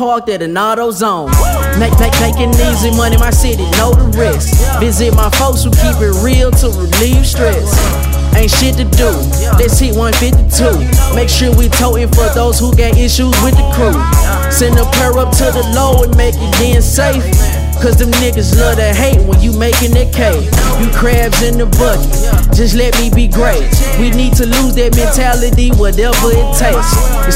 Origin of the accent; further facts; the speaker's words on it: Memphis, Tennessee, United States; Memphis 10, born and raised